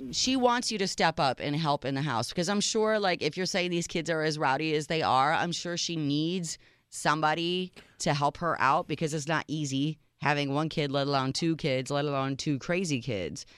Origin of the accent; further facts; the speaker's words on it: Chicago, Illinois, United States; moved away; my hometown, Chicago